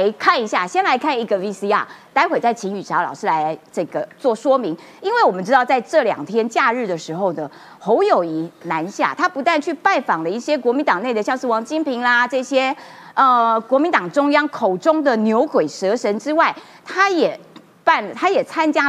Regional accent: Kaohsiung, Taiwan; 我们高雄人

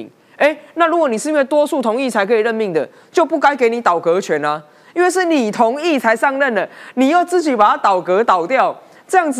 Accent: Taiwan; 我们台湾人期待的改革，期待的国会，

